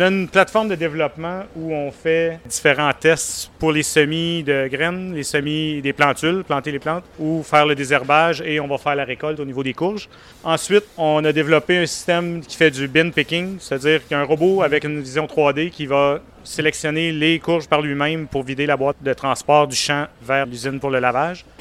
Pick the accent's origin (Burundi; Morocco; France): Morocco; now in Canada; je suis marocain